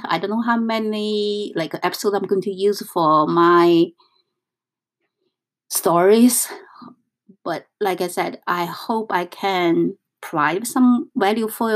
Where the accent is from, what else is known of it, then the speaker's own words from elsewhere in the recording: northern China, China; English is a second language; moved away as an adult; now in New York, United States; I come from North China.